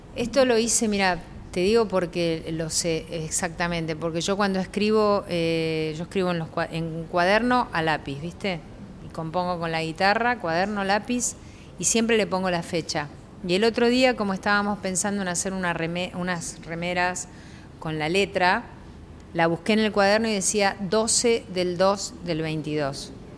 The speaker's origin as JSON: {"language": "Spanish", "town": "Lanús", "region": "Buenos Aires Province", "country": "Argentina", "tie": "born or raised there", "moved": "yes", "said": "cuando era chica y cuando vivía en Lanús"}